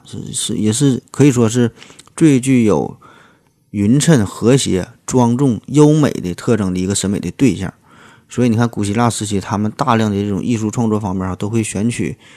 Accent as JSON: {"language": "Chinese", "country": "China", "said": "咱们中国大陆地区"}